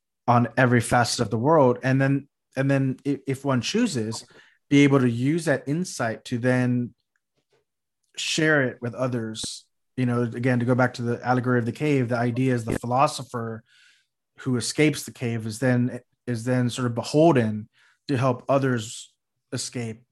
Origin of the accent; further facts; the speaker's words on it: South Texas, United States; now in California, United States; I grew up in South Texas, which is just a drive along the coastline away.